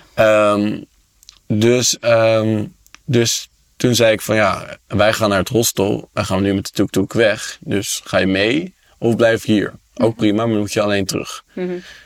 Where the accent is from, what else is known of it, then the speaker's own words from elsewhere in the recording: Amsterdam, North Holland, Netherlands; ik kom uit Amsterdam